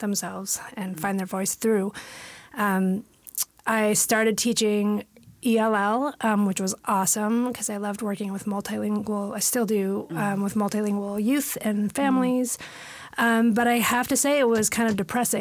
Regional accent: San Francisco, California, United States; moved away as an adult; now in Washington, United States; being born and raised in San Francisco

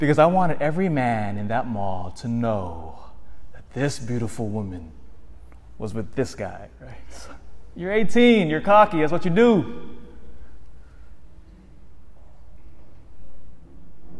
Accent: Elk Grove, United States; I grew up in Elk Grove

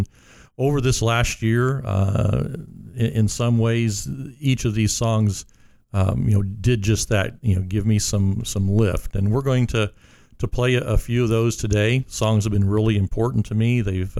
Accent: Montgomery, Indiana, United States; He actually lives right here in my hometown, Montgomery, Indiana.

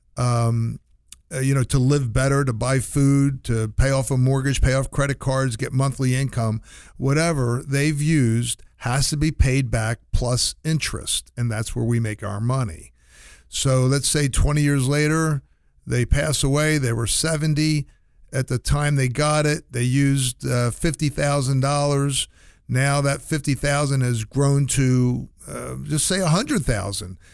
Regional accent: New Jersey, United States; moved away; I'm from New Jersey originally

